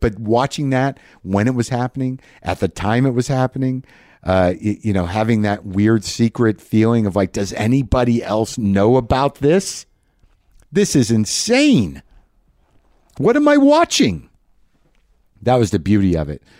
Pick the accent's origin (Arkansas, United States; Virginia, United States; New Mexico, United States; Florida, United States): New Mexico, United States; I grew up in New Mexico